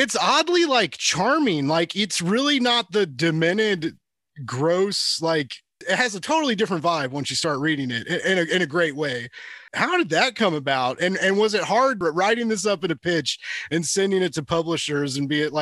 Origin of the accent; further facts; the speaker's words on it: Kansas City, United States; I'm from Kansas City